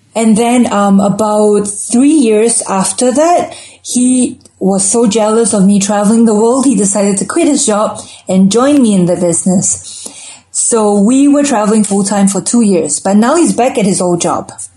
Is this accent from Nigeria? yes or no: no; Singapore; moved away as an adult; also born or lived in London; growing up in Singapore, we're a pretty consumeristic society